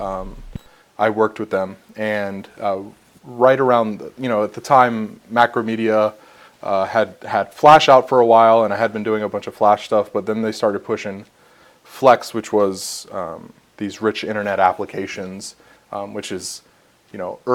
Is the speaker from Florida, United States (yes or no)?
yes; Miami, Florida, United States; moved away as an adult; now in Atlanta, United States; I'm actually originally from Miami. Like you said, I'm now in Atlanta